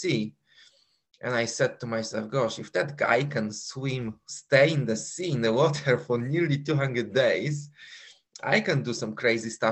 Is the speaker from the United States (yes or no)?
no; Poland; accent: Polish; moved away as an adult; also born or lived in London, United Kingdom; Because I was born in Poland and I was living in Poland for 21 years.